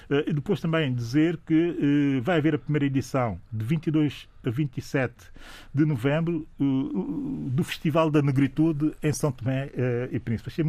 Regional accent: Santiago, Cape Verde; Sou de Santiago e é Zé de São Vicente.

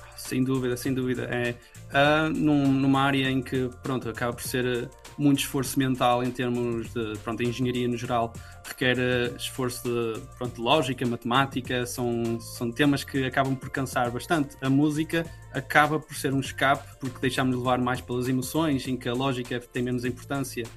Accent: Portugal; moved away as an adult; now in The Hague, Netherlands; como português

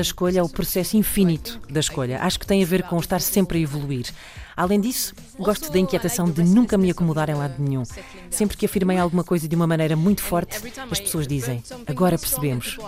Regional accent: France; first language French; Portuguese is a second language; sou francesa

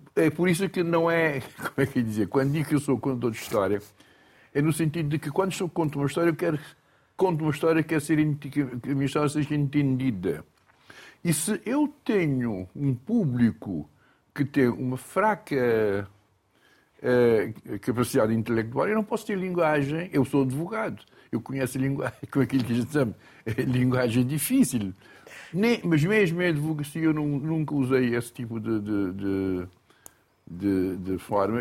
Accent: Boa Vista, Cape Verde; first language Cape Verdean Creole; Portuguese is a second language; lembro-me sempre quando era miúdo, na Boa Vista, havia contadores de história

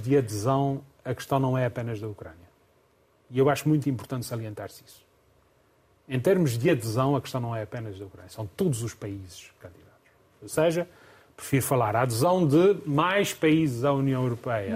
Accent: Covoada, Azores, Portugal; melhor terra do mundo, não é melhor terra do mundo. É onde nasci, onde cresci

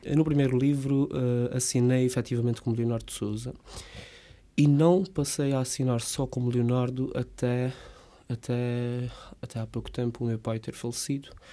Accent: Rabo de Peixe, Azores, Portugal; Eu cresci numa quinta, eh, em Rapto de Peixe, com o meu pai

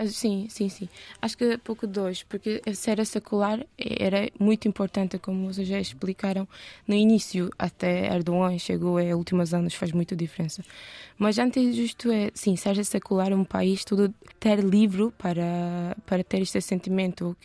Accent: Istanbul, Turkey; Portuguese is a second language; moved away as an adult; now in Portugal; eu nasci na parte europeia

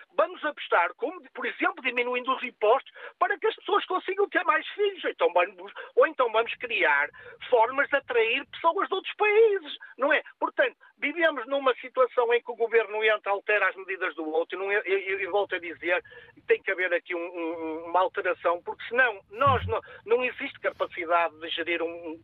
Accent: Portugal; Nós somos todos portugueses

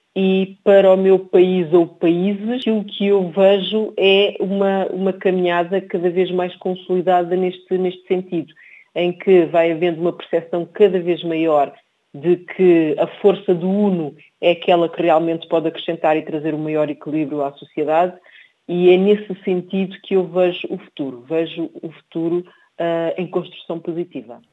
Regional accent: Portugal; also born or lived in Cape Verde; Nasci em Cabo Verde e vim para Portugal com cerca de três anos de idade

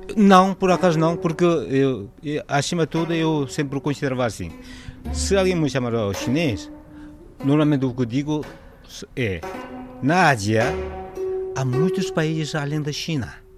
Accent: South Korea; Portuguese is a second language; moved away as an adult; now in Lisbon, Portugal; Estou cá já há 32 anos e vim da Coreia do Sul

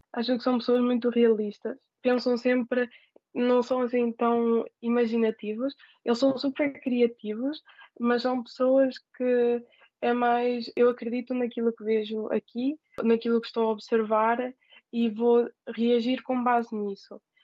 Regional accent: Portugal; moved away as an adult; now in Seoul, South Korea; sou de Portugal

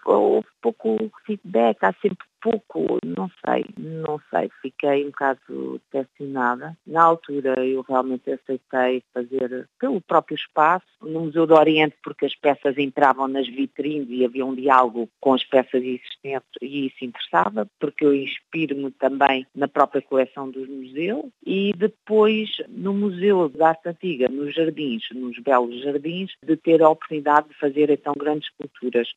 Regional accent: Lisbon, Portugal; now in Belgium; Depois Lisboa, onde eu nasci

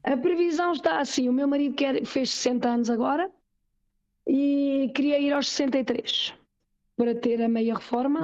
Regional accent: Portugal; now in Switzerland; sou portuguesa e com uhum. muito orgulho sou portuguesa, que o meu país é o meu país. A minha língua é a minha língua

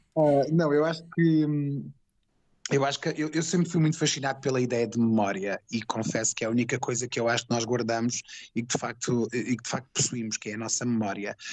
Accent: Alentejo, Portugal; sou alentejano

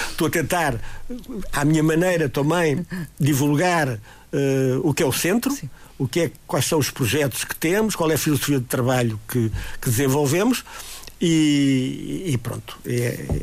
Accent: Madeira, Portugal; nós para o ano vamos ter, como madeirense, vamos ter uma exposição do Rigo

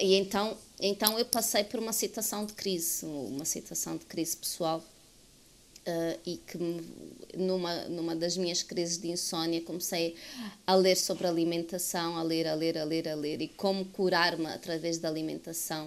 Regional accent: Angola; eu vivo em Angola, sou angolana

